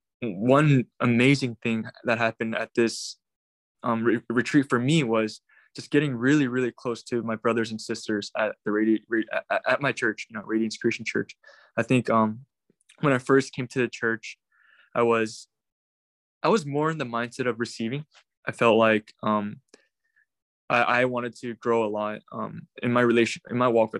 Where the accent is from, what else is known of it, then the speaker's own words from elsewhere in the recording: Irvine, California, United States; moved away as an adult; also born or lived in South Korea; now in San Francisco, United States; I was born in Korea, but 2006, I immigrated to the U.S. With my parents. I basically grew up in Irvine, Orange County in Southern California.